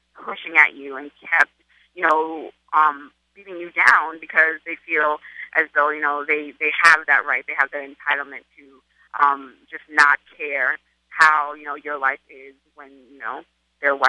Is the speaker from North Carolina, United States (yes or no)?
no; Charleston, South Carolina, United States; now in New York, United States; I'm from Charleston, South Carolina, but I live in New York